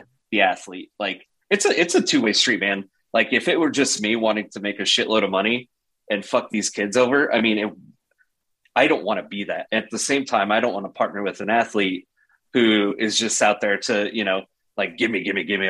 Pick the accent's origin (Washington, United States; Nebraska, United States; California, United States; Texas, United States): Nebraska, United States; Cozad; now in Lincoln, United States; I'm from Cozad originally, central Nebraska. So I grew up with Chris Dishman